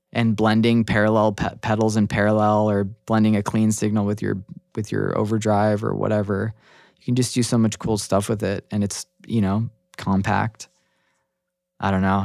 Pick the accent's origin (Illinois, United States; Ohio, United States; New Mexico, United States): New Mexico, United States; now in Seattle, United States; I'm originally from New Mexico